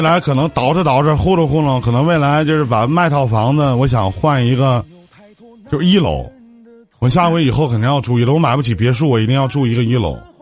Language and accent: Chinese; Northeast China, China; accent: Northeastern; 我们东北话